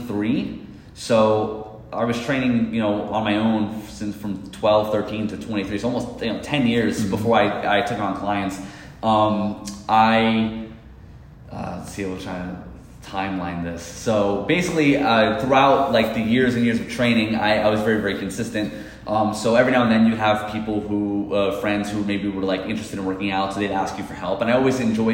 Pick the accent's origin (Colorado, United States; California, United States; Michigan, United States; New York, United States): New York, United States; Queens to Long Island; we moved from Queens to Long Island. So I used to live in Queens and we used to walk everywhere